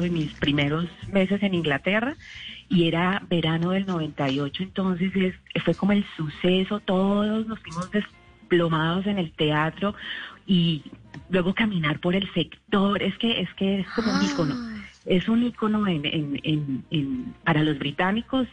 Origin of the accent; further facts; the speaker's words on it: Colombia; moved away as an adult; also born or lived in England; now in United Kingdom; yo como colombiana en el exterior